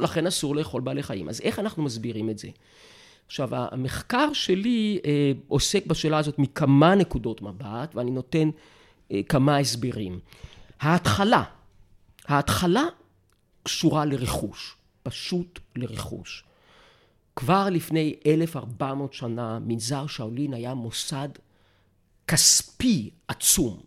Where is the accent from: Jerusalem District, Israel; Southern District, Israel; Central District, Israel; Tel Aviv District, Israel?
Jerusalem District, Israel; Jerusalem; אני נולדתי בירושלים